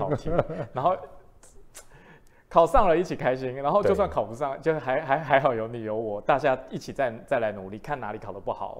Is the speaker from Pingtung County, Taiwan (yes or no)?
yes; Pingtung County, Taiwan; 因为我是屏东人，